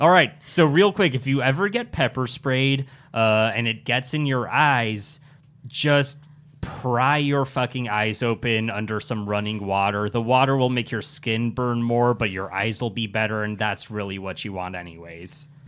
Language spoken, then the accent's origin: English; Irvine, California, United States; also born or lived in Simi Valley; I grew up in Irvine